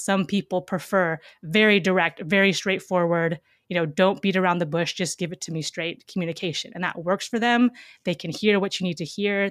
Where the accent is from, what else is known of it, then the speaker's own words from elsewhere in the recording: Seattle, Washington, United States; I grew up in Seattle, Washington